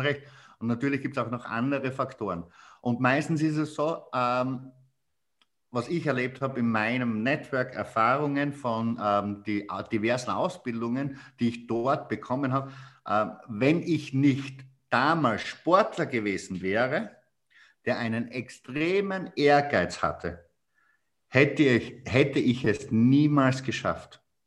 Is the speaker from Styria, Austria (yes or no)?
yes; Styria, Austria; accent: Styrian; bei mir merkt man extrem den Dialekt als Steirer